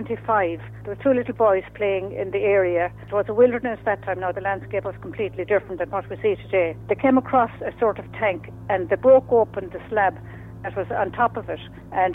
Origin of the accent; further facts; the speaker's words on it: Tuam, Connacht, Ireland; from Tuam, County Galway.